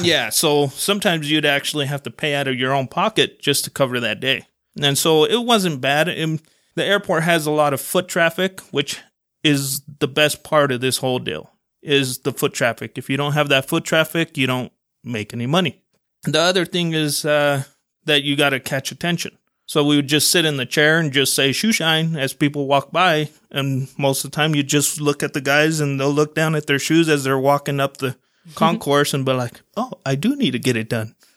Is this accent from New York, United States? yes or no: no; Salt Lake City, Utah, United States; also born or lived in Guadalajara, Mexico; my parents ended up coming to Salt Lake. Uh, my dad had a job already set up here, so we a-, all ended up coming over here 'cause of that. And we pretty much grew up in the Glendale area